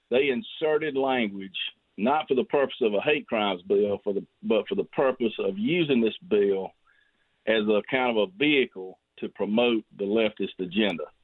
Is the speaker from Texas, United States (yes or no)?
no; Greenwood, South Carolina, United States; I'm I'm mainly from Greenwood. I do have some of Laurens.